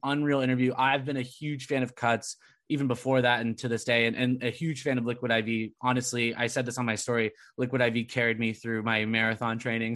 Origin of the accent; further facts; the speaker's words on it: Southern California, United States; moved away as an adult; also born or lived in Providence; now in Massachusetts, United States; growing up in SoCal